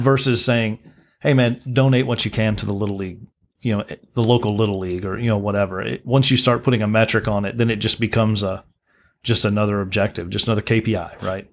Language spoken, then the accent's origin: English; Midland, Texas, United States; I was born in Midland.